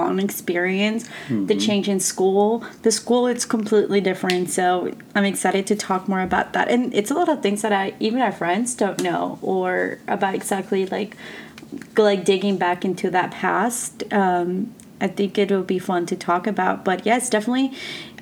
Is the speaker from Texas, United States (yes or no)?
yes; Texas, United States; also born or lived in Colombia; I was born in Colombia but raised in Texas, just because I was so young when I moved here